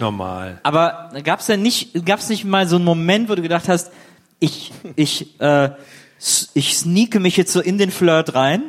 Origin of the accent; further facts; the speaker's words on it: Wesseling, North Rhine-Westphalia, Germany; moved away; also born or lived in Cologne; ich bin ja in Wesseling aufgewachsen und früh habe ich in Köln gelebt